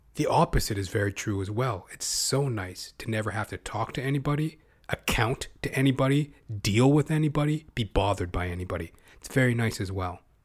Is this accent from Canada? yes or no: yes; Canada; as a Canadian